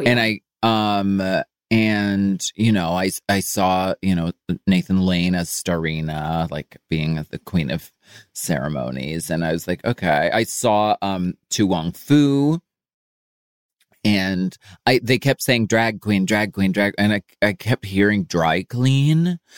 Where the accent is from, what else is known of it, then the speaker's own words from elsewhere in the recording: Erie, Pennsylvania, United States; moved away; I grew up in Erie, Pennsylvania